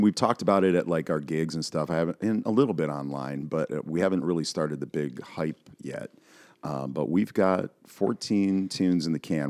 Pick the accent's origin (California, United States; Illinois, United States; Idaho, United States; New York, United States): New York, United States; Buffalo; I'm from Buffalo, so, you know, Western New York.